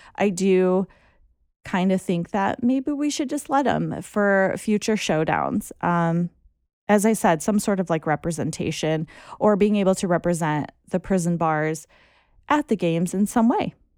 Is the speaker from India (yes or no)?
no; United States; as an American